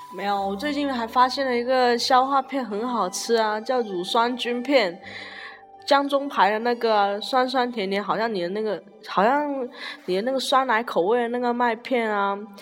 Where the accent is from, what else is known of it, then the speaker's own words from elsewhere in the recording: Guangzhou, Guangdong, China; 我是来自粤A的